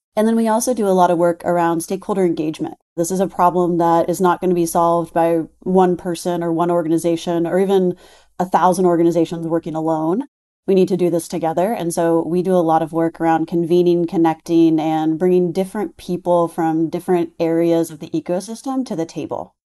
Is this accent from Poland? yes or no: no; Texas, United States; I'm from Texas.